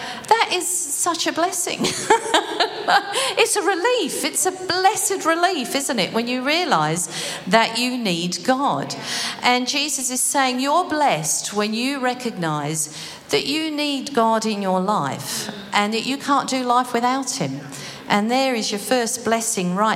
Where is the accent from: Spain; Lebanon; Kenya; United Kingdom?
United Kingdom; now in Australia; I suppose it's being British too.